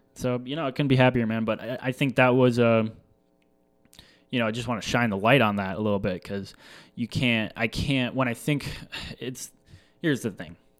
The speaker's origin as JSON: {"language": "English", "town": "La Crosse", "region": "Wisconsin", "country": "United States", "tie": "born or raised there", "said": "growing up in La Crosse, Wisconsin, um, Midwest, born and raised."}